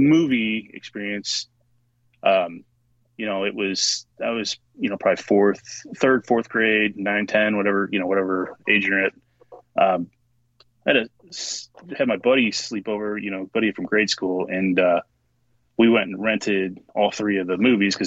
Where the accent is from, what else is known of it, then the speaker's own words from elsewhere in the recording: St. Louis, Missouri, United States; I am from St. Louis, Missouri